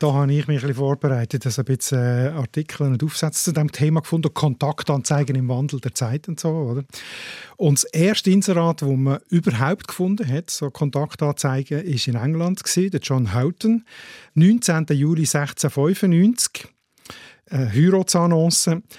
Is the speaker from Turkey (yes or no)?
no; Switzerland; bei uns in der Schweiz